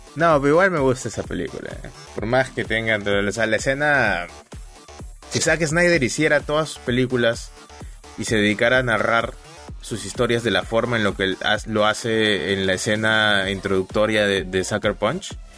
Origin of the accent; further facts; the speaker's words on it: Peru; como buen peruano